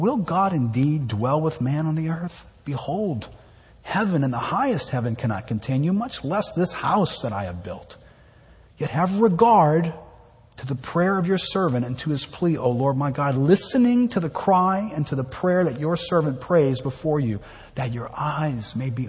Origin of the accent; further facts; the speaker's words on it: New Orleans, Louisiana, United States; I'm from here. I've lived here my whole life